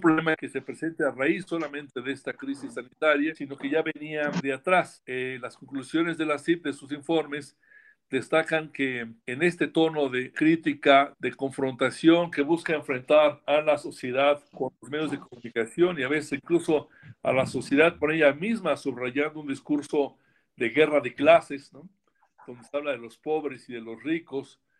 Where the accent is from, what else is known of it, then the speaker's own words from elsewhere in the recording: Mexico; como periodista mexicano